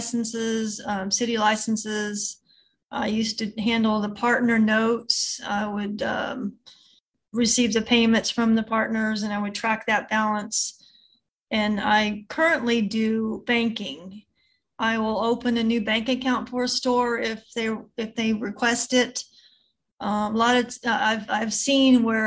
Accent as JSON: {"language": "English", "region": "Southern Illinois", "country": "United States", "moved": "yes", "lives_now": "Texas, United States", "said": "I'm originally from Southern Illinois, but I've lived in Texas more than half my life."}